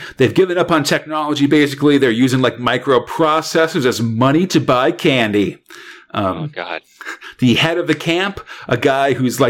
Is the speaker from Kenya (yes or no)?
no; England, United Kingdom; We're English guys speaking in French accents, so it sounds a little different.